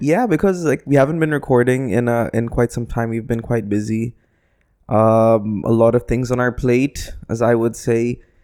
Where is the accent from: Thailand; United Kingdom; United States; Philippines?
Philippines; now in United Arab Emirates; I'm a Filipino